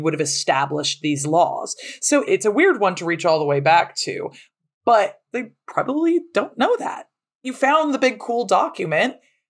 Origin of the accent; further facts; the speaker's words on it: United States; especially as Americans